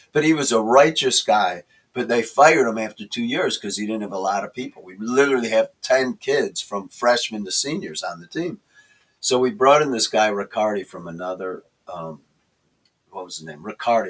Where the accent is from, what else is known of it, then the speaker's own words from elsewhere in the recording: Chicago, Illinois, United States; I'm from Chicago.